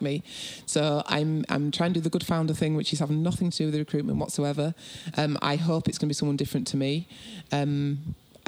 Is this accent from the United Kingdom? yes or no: yes; Bradford, Yorkshire and the Humber, United Kingdom; I'm from Bradford.